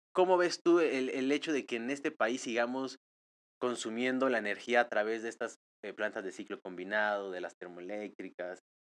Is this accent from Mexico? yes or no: yes; Mexico; yo vivo en México